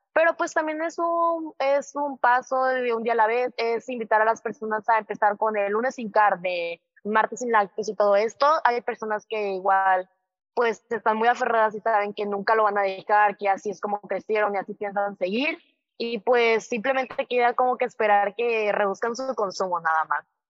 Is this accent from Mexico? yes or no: yes; southern Mexico, Mexico; now in Monterrey, Mexico; yo soy